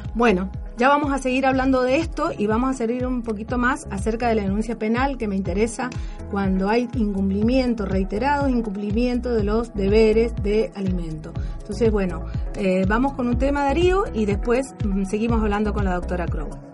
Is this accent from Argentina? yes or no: yes; Mendoza, Argentina; nuestra provincia